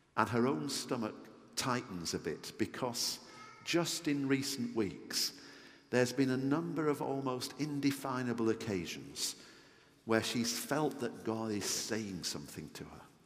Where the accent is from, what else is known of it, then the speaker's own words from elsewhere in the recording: Yorkshire and the Humber, United Kingdom; I'm a Yorkshireman